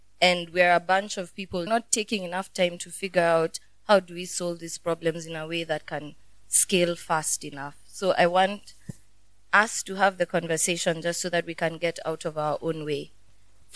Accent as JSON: {"language": "English", "country": "Kenya", "said": "a Kenyan who's in the impact space"}